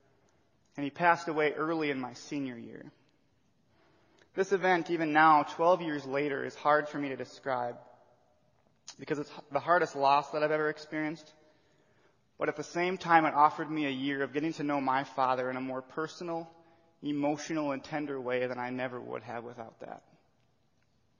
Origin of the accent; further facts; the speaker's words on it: Watertown, South Dakota, United States; I was born and raised in Watertown, South Dakota